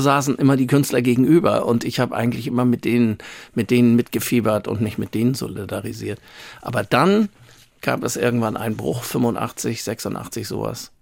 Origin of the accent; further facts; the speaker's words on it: Hamburg, Germany; ich bin in Langenhorn ja groß geworden, bin da zur Schule gegangen.